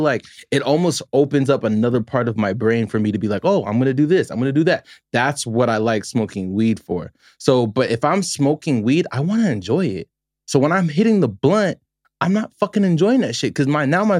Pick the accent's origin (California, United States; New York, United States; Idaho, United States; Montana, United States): California, United States; Los Angeles; moved away as an adult; also born or lived in Nevada; now in Las Vegas, United States; I grew up in the San Fernando Valley, Northridge